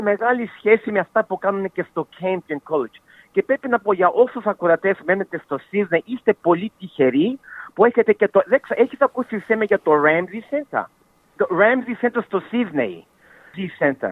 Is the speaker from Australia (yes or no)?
yes; Melbourne, Victoria, Australia; εγώ γεννήθηκα στη Μελβονή ε, οι γονεί μου κατάγονται από τη Μακεδονία, από την Σλόινα και από τη Θεσσαλονίκη. Αλλά εγώ είμαι γεννημένο εδώ στην Αυταλία.